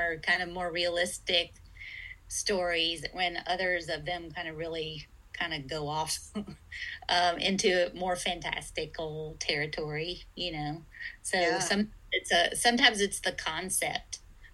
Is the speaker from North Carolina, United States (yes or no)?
yes; Greensboro, North Carolina, United States; I grew up in Greensboro, North Carolina